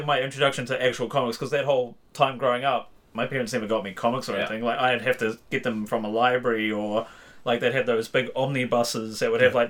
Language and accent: English; Whangarei, Northland, New Zealand; moved away; where I grew up in Whangarei, like it was so hard to find anything like that until I moved, basically.